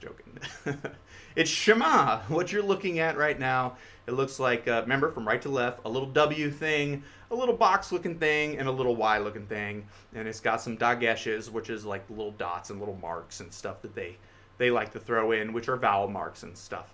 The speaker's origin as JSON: {"language": "English", "country": "United States", "said": "us American speakers"}